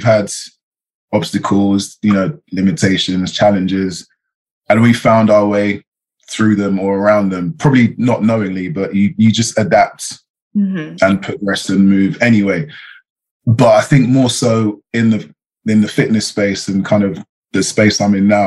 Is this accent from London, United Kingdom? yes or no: yes; London, United Kingdom; I'm from England. I'm from London